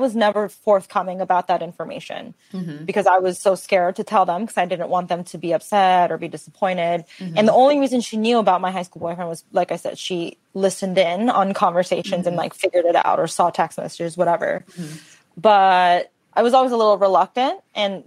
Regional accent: Redlands, California, United States; growing up in Redlands, it's a small town. Like, there wasn't a lot of diversity where I grew up

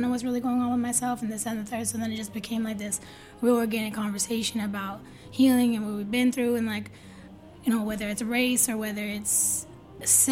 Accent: outside of Boston, Massachusetts, United States; I grew up outside of Boston, but I was, like, spending mad time in Boston, especially growing up

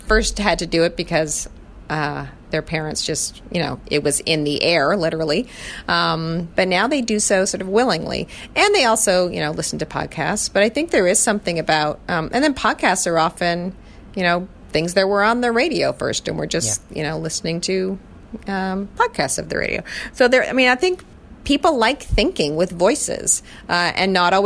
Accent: Canada; I come from Canada

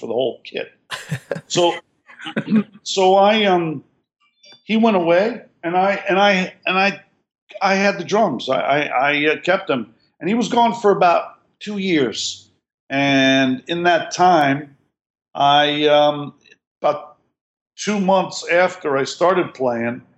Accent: New York, United States; I grew up in New York

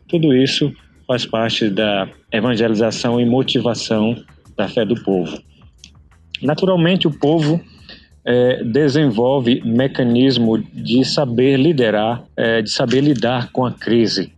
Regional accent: Balsas, Maranhão, Brazil; moved away as an adult; now in South Sudan; Eu sou de Balsas, no interior do Maranhão

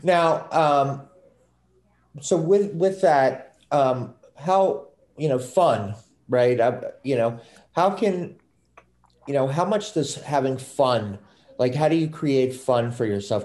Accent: Maryland, United States; now in Massachusetts, United States; I'm from Maryland, I moved up here

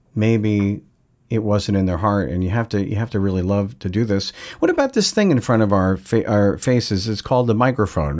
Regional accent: Long Island, New York, United States; I'm from Long Island, New York

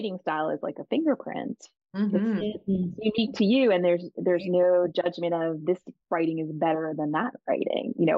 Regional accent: Long Island, New York, United States; I grew up biracial on Long Island in a, you know, Italian Irish community

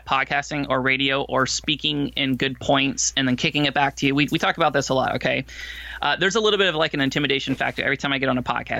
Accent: Florida, United States; I grew up in Florida

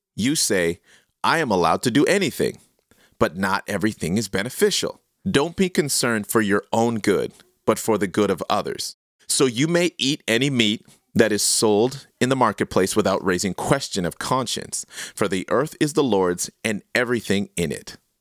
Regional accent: Canada; I am so proudly Canadian

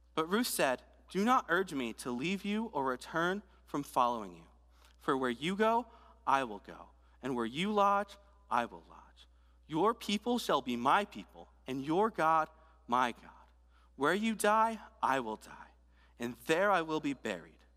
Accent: Delaware, United States; moved away; I, I'm from Delaware, so about nine hours north of here

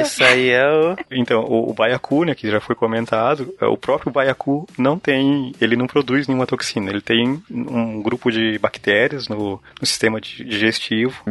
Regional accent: Paraná, Brazil; eu sou do Paraná

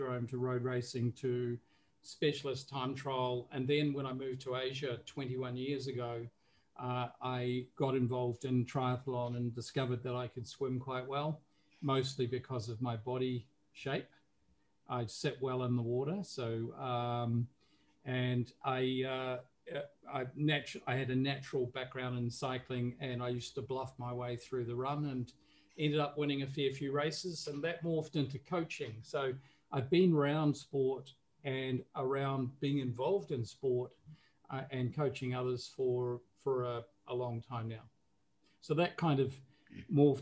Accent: New Zealand; moved away as an adult; now in Singapore; I'm based in Singapore, but I'm originally from New Zealand. So growing up in New Zealand, we more or less were exposed to sport from a very early age.

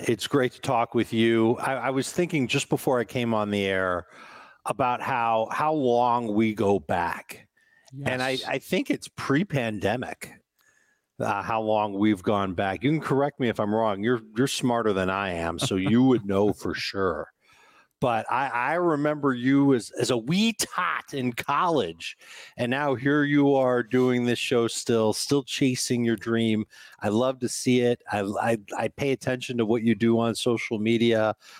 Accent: Chicago, Illinois, United States; I grew up in Chicago

